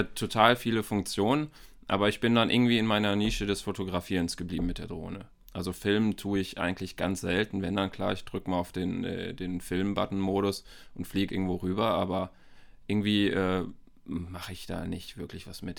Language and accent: German; Bielefeld, North Rhine-Westphalia, Germany; Ich komme auch hier aus Bielefeld, so wie